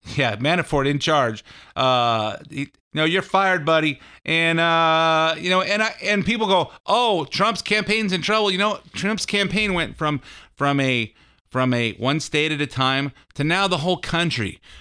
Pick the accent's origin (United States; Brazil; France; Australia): United States; I'm an American